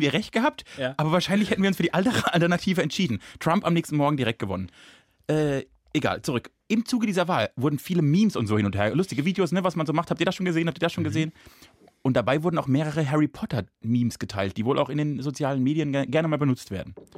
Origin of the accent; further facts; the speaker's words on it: Rastatt, Baden-Württemberg, Germany; Ich bin in Rastatt geboren